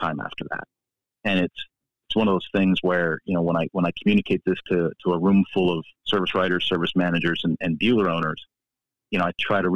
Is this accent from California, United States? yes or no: no; Philadelphia, Pennsylvania, United States; now in New Mexico, United States; I grew up in Philadelphia, and one of my first jobs as a young man was working at Montgomeryville Cycle Center